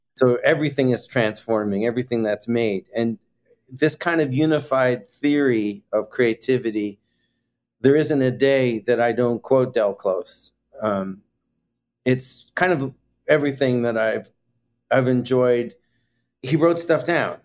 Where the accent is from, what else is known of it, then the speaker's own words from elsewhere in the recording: Toronto, Ontario, Canada; moved away as an adult; also born or lived in Scarborough, Ontario / Chicago; now in New York, United States; I was born in Toronto, Canada